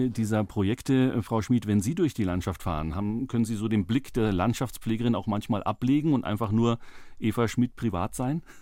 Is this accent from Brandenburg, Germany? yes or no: no; Bavaria, Germany; weil ich komme aus Oberfranken, da sind die Berge ein Tick höher im Fichtelgebirge, aber immerhin.